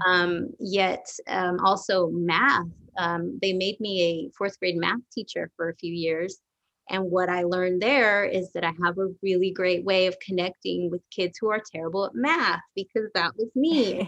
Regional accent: Garland, Texas, United States; also born or lived in Dallas, Texas; I grew up all around this area, Garland actually

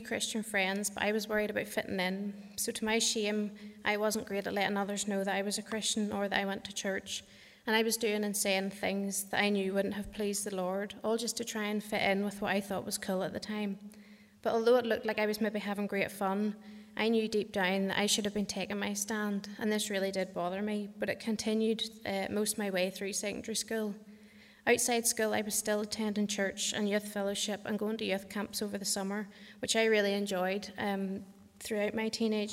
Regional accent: Kells, Northern Ireland, United Kingdom; I grew up outside Kells, with my mum, dad and three brothers.

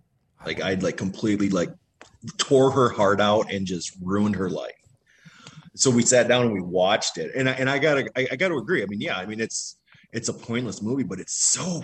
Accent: Minnesota, United States; So, born and raised in Minnesota, home

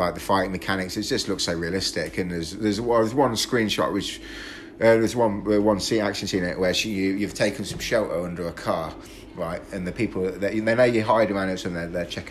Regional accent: Lincoln, East Midlands, United Kingdom; we're from Lincoln. We're all from Lincoln here.

